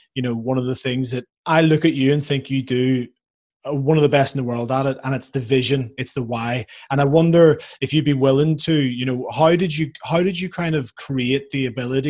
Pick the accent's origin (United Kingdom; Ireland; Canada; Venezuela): Ireland; being an Irish lad